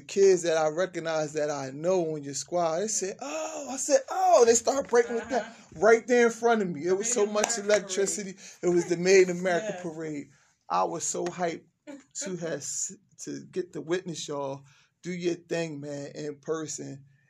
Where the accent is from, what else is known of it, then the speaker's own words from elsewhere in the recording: Camden, New Jersey, United States; Cold cooling out with two extraordinary people from Camden, New Jersey, my hometown.